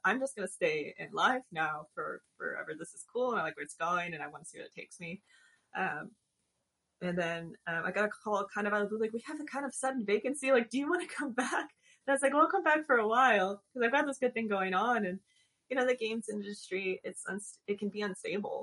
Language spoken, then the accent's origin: English; Northern Illinois and Southern Wisconsin, Midwest, United States; moved away as an adult; also born or lived in Madison, Wisconsin / Chicago; now in Austin, United States; I was born in the Midwest, and I've lived in the Northern Illinois and Southern Wisconsin rural areas for most of my young adult and childhood era.